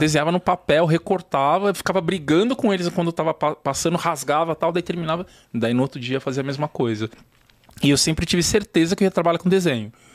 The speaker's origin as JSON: {"language": "Portuguese", "region": "São Paulo", "country": "Brazil", "tie": "born or raised there", "said": "Eu cresci na Zona Norte, a Vila Maria, ali pros lados. É, Parque Novo Mundo, Vila Sabrina."}